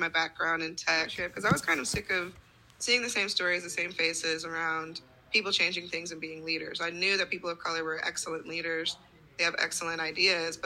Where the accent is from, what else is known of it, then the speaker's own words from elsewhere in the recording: Ogden, Utah, United States; now in New York City, United States; I grew up in Ogden, Utah